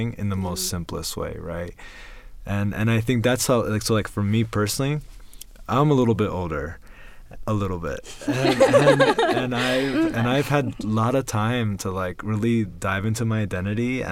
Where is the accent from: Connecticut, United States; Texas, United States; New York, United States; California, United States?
New York, United States; New York City; moved away as an adult; also born or lived in La Ceiba, Honduras; now in Utah, United States; I grew up in Brooklyn, New York, and now I live here in Utah